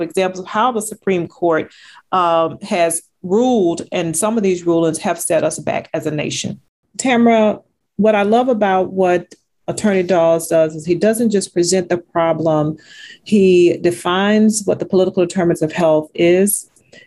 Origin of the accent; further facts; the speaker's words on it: Texas, United States; since we're both from Texas